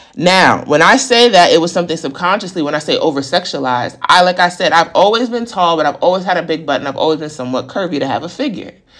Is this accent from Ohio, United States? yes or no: no; New York, United States; growing up in New York